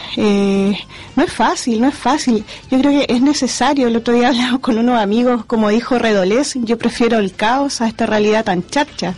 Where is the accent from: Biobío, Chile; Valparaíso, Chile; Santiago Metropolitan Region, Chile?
Valparaíso, Chile; como porteña